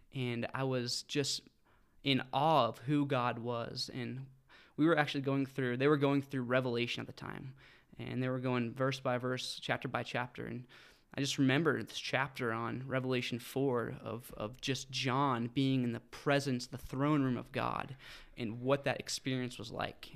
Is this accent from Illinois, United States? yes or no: no; Fort Collins, Colorado, United States; also born or lived in Denver; grew up right here in Fort Collins, Loveland area.